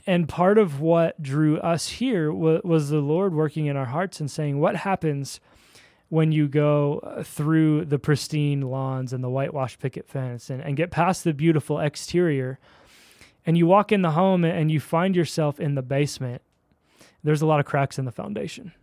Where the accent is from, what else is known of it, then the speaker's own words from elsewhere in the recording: Philadelphia, Pennsylvania, United States; moved away as an adult; also born or lived in Chicago / Dallas; now in Daybreak, Utah, United States; I'm a Philly kid, uh, East Coast